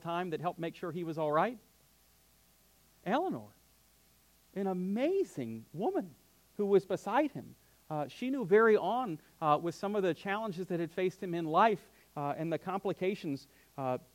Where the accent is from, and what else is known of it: United States; born or raised there